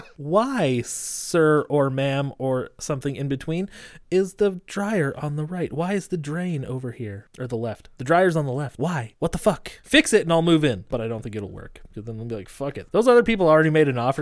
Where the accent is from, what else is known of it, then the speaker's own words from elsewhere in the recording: Great Falls, Montana, United States; moved away; I'm from Montana